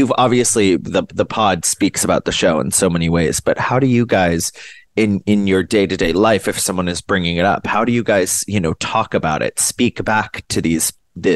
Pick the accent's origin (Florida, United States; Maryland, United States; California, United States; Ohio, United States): Maryland, United States; also born or lived in Washington, D.C.; I grew up in the D.C. area. I grew up in Maryland, but I went to my school was in D.C.